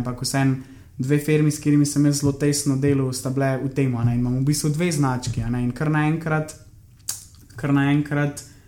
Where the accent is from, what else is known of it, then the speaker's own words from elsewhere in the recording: Slovenia; sem iz Slovenije